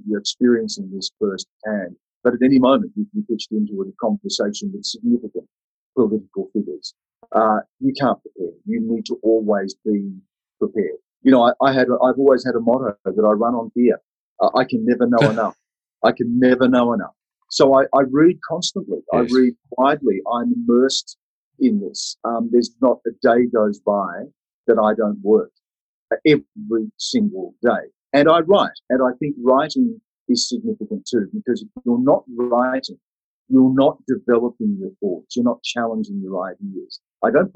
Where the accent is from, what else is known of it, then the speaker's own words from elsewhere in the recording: Australia; I'm Indigenous. I'm also an Australian person